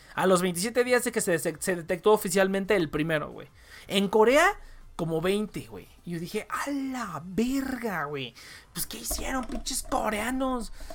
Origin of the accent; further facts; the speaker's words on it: Mexico; somos mexicanos